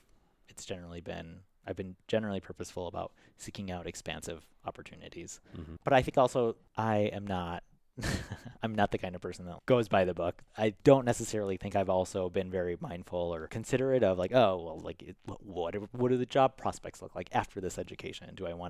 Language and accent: English; Chicago, Illinois, United States; And then growing up on the West Side, which is where Logan Square was predominantly Hispanic. So, I mean, my neighbors were Hispanic.